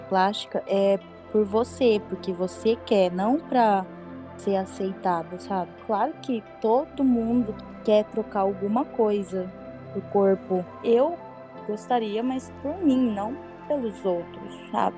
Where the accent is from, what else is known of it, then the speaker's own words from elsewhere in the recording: Brazil; now in Spain; eu sou brasileiro